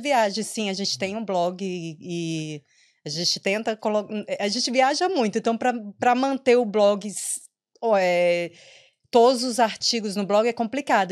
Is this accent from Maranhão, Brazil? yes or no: yes; Maranhão, Brazil; moved away as an adult; also born or lived in São Paulo / Porto Alegre; now in Ireland; eu sou maranhense, mas eu morei em São Paulo, morei em Porto Alegre